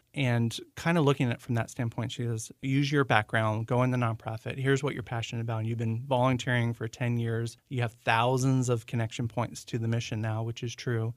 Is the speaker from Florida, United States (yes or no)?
yes; Central Florida, United States; moved away as an adult; now in Maryland, United States; I am originally from Central Florida